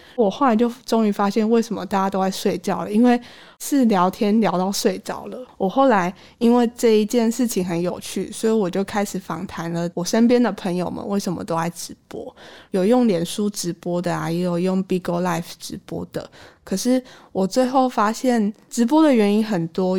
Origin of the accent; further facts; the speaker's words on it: Tainan, Taiwan; moved away as an adult; now in Taipei, Taiwan; 我是在台南关庙出生长大的小朋友。二零一五年的时候，我第一次上大学来台北